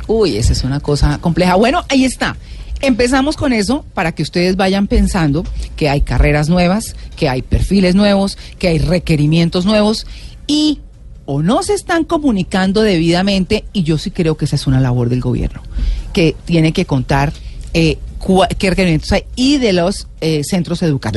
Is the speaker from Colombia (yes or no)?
yes; Colombia; nosotros como colombianos